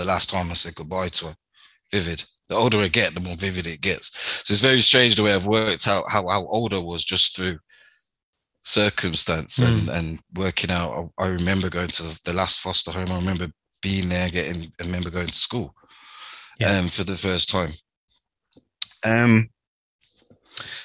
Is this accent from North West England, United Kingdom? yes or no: no; Birmingham, West Midlands, United Kingdom; I was born in Birmingham, St. Elizabeth Hospital on the 5th of the 12th, 1985.